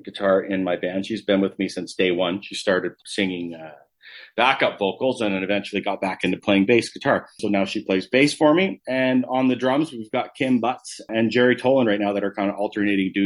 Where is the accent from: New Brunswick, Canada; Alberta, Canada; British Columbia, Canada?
Alberta, Canada; Calgary; I obviously born and raised in Calgary.